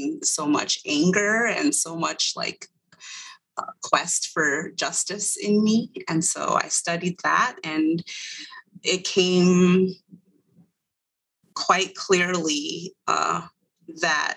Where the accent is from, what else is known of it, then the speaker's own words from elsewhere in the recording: Eastern Agency of the Navajo Reservation, northwest New Mexico, United States; moved away; I am originally from the Eastern Agency of the Navajo Reservation in what would be considered the northwest corner of New Mexico